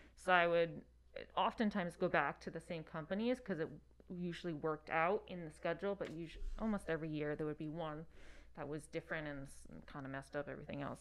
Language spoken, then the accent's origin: English; Hudson Valley, upstate New York, United States; moved away; it's two hours north of New York City, one hour south of Albany. Um, yeah, Hudson Valley.